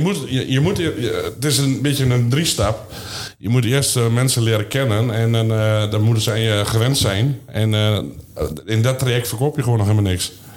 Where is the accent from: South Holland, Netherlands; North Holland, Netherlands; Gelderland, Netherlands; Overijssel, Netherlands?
Overijssel, Netherlands; Vriezenveen; geboren in Frieseveen, gehuwd en uh, vier kinderen